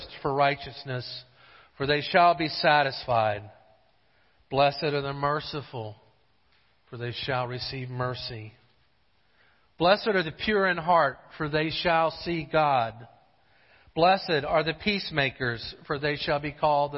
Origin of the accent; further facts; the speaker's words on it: Jacksonville, Florida, United States; also born or lived in Gainesville, Florida; I had moved from Jacksonville to Gainesville